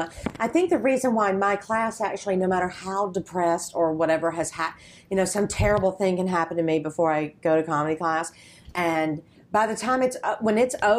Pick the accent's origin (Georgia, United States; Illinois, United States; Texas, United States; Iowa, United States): Georgia, United States; moved away; because I'm from Georgia